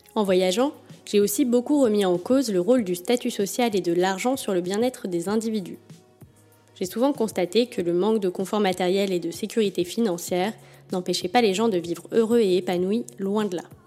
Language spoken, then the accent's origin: French; Paris, Île-de-France, France; je suis née à Paris et j'y ai toujours vécu, ou presque.